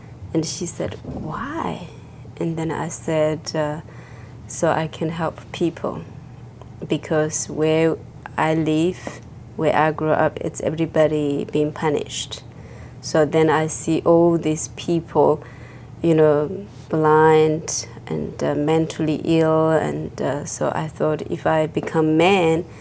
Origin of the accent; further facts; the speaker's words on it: Tibet, China; English is a second language; moved away as an adult; also born or lived in India; I was born in Tibet and grew up in Tibet